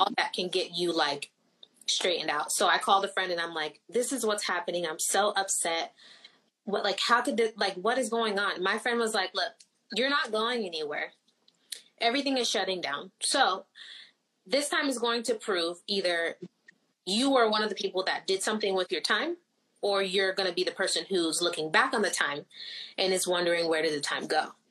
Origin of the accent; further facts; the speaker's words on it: Florida, United States; first language Haitian Creole; English is a second language; I wasn't born in Haiti. I was born in Florida